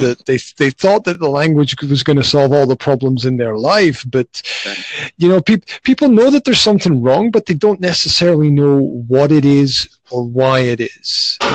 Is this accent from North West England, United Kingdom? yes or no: no; Scotland, United Kingdom; moved away as an adult; now in Slovakia; originally, I'm from Scotland, uh, but I've been living in Slovakia for the last 15 plus years